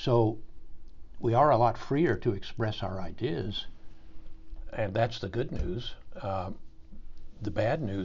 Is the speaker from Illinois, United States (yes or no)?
no; St. Joseph, Missouri, United States; moved away as an adult; also born or lived in Washington, D.C.; I grew up in St. Joseph, Missouri